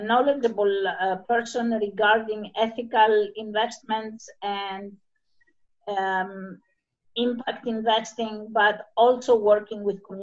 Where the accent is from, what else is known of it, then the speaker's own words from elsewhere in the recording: Paralio Astros, Peloponnese, Greece; English is a second language; from Paralio Astros, Arcadia, Greece. That's in southern Peloponnese.